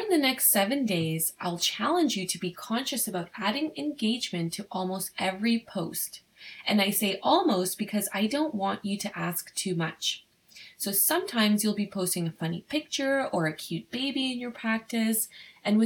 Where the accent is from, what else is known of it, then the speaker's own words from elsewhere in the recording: Ottawa, Ontario, Canada; I'm from Ottawa